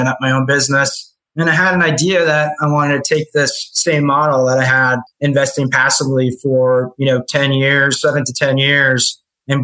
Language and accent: English; New York, United States; moved away as an adult; also born or lived in Florida; I was born and raised in New York, went to college in New York